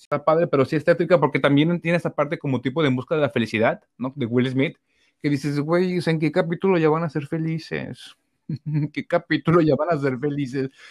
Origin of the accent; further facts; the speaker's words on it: Mexico; uno como mexicano